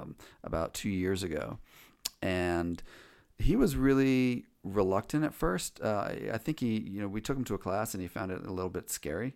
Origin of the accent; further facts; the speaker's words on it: Chevy Chase, Maryland, United States; I grew up in the Washington, D C area, um, in, um, uh, Chevy Chase, Maryland, Chevy Chase, Bethesda